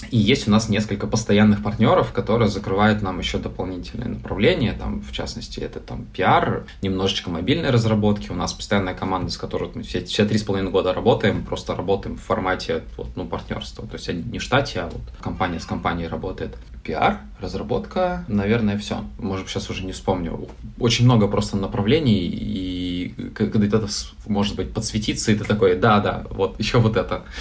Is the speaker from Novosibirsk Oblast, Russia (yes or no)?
yes; Novosibirsk, Novosibirsk Oblast, Russia; А мы сами из Новосибирска. Ну, я 10 лет в Новосибирске жил.